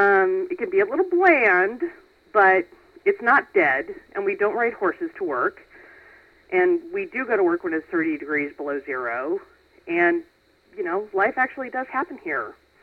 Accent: Omaha, Nebraska, United States; also born or lived in Fort Worth, Texas / New Orleans, Louisiana / Austin, Texas; Well, I'm 36, pretty much born and raised in Omaha. Currently working as an administrative assistant. Lived in Omaha till I was 18, moved away, went to college, came back when I was about 30.

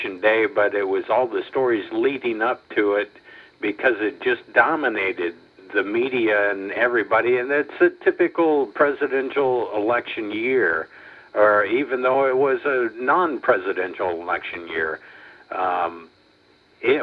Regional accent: Iowa, United States; moved away as an adult; also born or lived in Memphis; I was born and raised in Iowa like you

